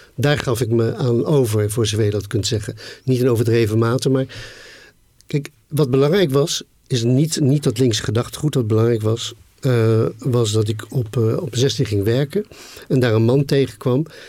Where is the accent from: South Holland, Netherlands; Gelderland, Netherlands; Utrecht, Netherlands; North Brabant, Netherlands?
South Holland, Netherlands; The Hague; Den Haag waarin ik opgroeide